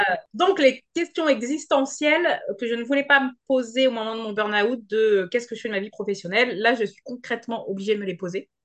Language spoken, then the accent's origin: French; Normandy, France; moved away as an adult; rentrer en Normandie dans ma région natale